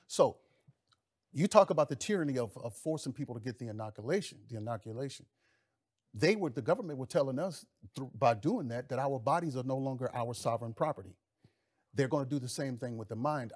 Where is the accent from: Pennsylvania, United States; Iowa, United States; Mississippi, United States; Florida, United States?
Mississippi, United States; I grew up in the South. I grew up in Mississippi.